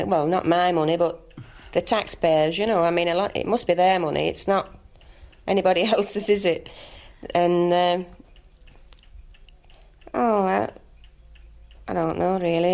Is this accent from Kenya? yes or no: no; England, United Kingdom; moved away as an adult; now in Kilkenny, Ireland; I'm English, and my husband comes from Kilkenny originally